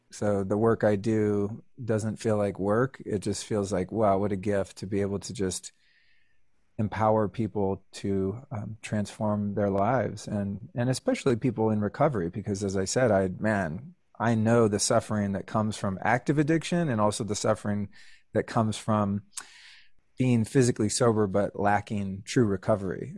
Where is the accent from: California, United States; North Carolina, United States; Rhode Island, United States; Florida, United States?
California, United States; Northern; I grew up in Northern California